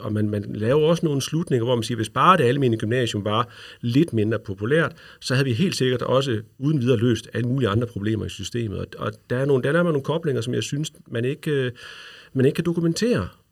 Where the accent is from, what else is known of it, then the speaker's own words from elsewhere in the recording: Løkken, North Denmark Region, Denmark; also born or lived in Brønderslev; Jeg er fra Nordjylland, jeg er fra Lykken, øh, hvor jeg er gået i folkeskole